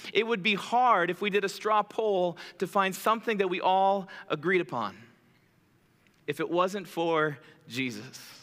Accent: Chicago, Illinois, United States; now in Michigan, United States; I'm originally from Chicago

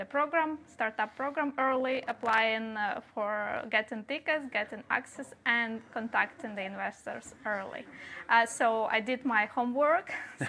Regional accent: Ukraine; I'm Ukrainian.

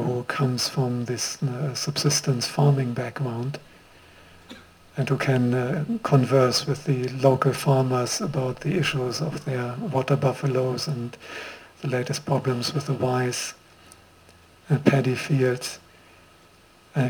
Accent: Germany; accent: German; also born or lived in Sri Lanka; now in Queensland, Australia; a German-born monk, as my accent makes clear, who got ordained in Sri Lanka

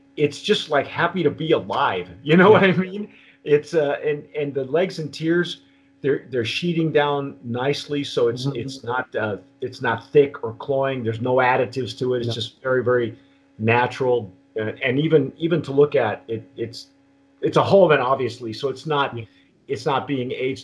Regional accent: Southern California, United States; moved away; also born or lived in New Mexico; when I grew up in Southern California, we had a lemon tree, and we still

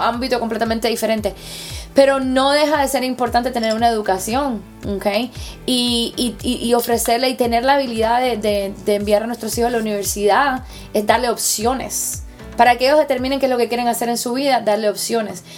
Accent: Cuba; now in United States; siendo cubana, latina

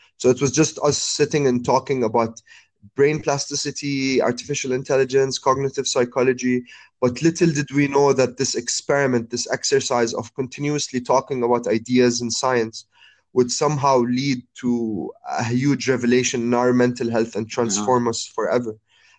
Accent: Abu Dhabi, United Arab Emirates; also born or lived in Jordan / Cairo; Like being a Middle Eastern man and growing up in Abu Dhabi, coming back to Jordan, and living all my life and studying in Cairo. So I spent most of my life in three really Arabic cities

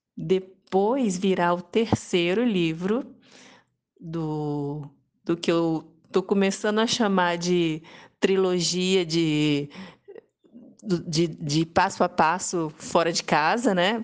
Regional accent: Serra, Espírito Santo, Brazil; also born or lived in Vitória, Brazil / France / Cachoeiro de Itapemirim, Brazil; uma praia aqui na, na cidade de Serra, no Espírito Santo também e que foi uma cidade onde e o bairro inclusive né é, onde eu cresci

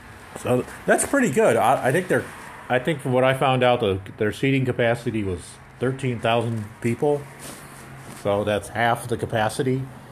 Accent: Cleveland, Ohio, United States; in Cleveland, Ohio, my hometown.

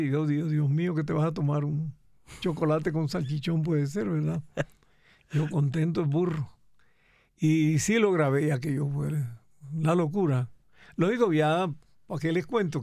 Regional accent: Cereté, Córdoba, Colombia; accent: costeño; moved away as an adult; also born or lived in Bogotá; yo soy de Cereté Corto

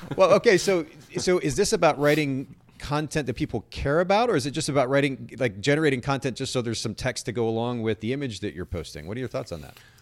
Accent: Japan; moved away; I grew up in Japan and, and a pretty conservative family

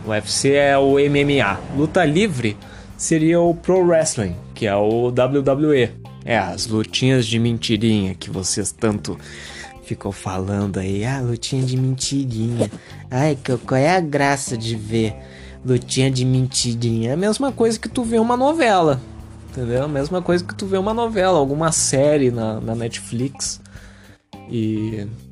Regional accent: Porto Alegre, Rio Grande do Sul, Brazil; tenho 20 anos, sou de Porto Alegre, Rio Grande do Sul.

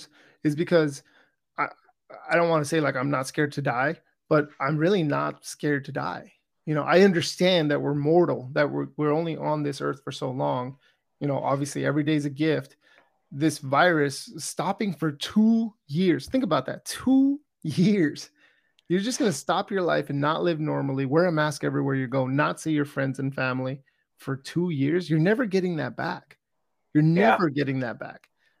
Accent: California, United States; I grew up in California

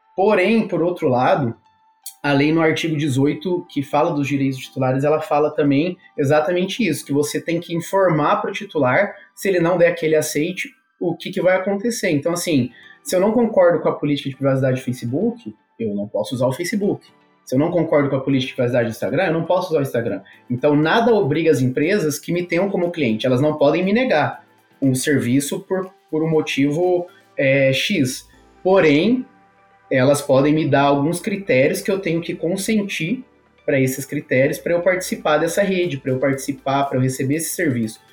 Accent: Brazil; nós somos brasileiros

